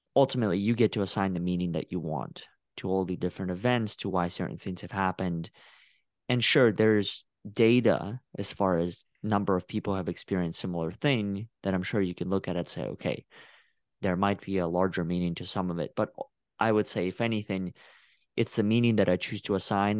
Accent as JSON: {"language": "English", "country": "Russia", "moved": "yes", "lives_now": "Texas, United States", "said": "I just say from Russia"}